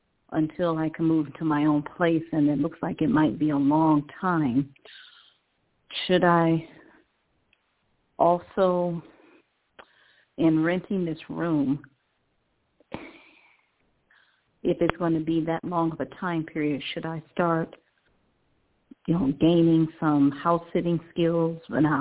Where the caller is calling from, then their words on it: Cleveland, Ohio, United States; Cleveland, Oh